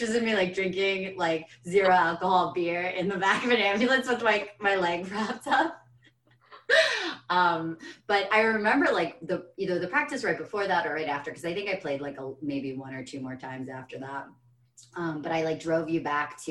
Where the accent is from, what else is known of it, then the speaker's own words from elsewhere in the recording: United States; I'm an American